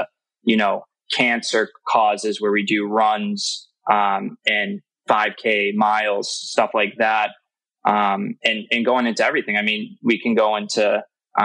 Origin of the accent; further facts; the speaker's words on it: Massachusetts, United States; I'm from New England. I'm from Massachusetts.